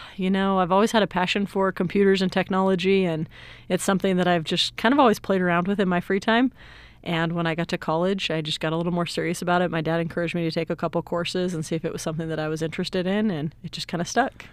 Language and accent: English; Salt Lake City, Utah, United States; now in San Antonio, United States; I'm originally from Salt Lake City, Utah, but I currently live in San Antonio, Texas